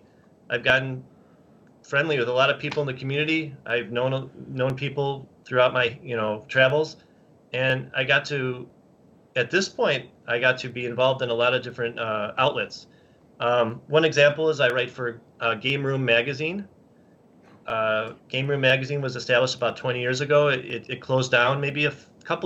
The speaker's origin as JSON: {"language": "English", "town": "Chicago", "region": "Illinois", "country": "United States", "said": "well, I'm from Chicago"}